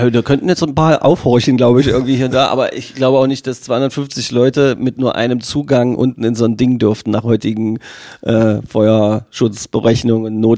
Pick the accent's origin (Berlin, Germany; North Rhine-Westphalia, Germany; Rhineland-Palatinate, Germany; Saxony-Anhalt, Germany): Saxony-Anhalt, Germany; Magdeburg; was eine Schande ist als Magdeburger Kind.